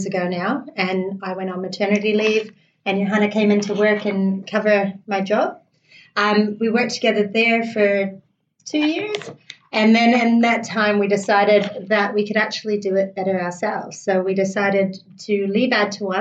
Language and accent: English; Toronto, Ontario, Canada; now in New Zealand; I was born in New Zealand and I lived here till I was five until I moved to Canada where I grew up in Toronto